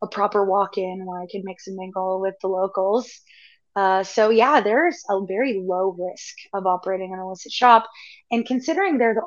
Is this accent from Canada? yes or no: yes; Canada; I'm from Canada